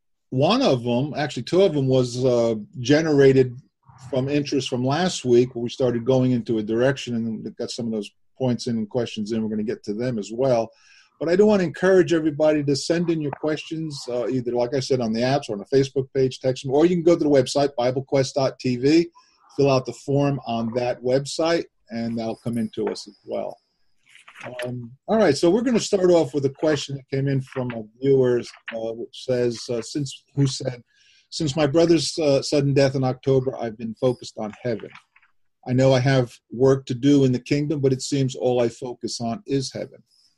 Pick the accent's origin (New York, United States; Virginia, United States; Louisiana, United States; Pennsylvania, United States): Pennsylvania, United States; Honesdale; from Honesdale, Pennsylvania